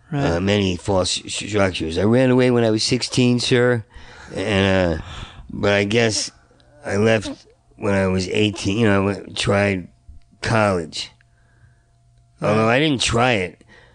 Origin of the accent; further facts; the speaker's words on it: Asbury Park, New Jersey, United States; moved away; also born or lived in New York; I was born in New Jersey. New Jersey, okay. Outside of Asbury Park, small town.